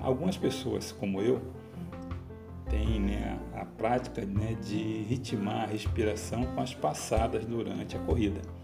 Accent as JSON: {"language": "Portuguese", "region": "Rio de Janeiro", "country": "Brazil", "said": "como bom carioca"}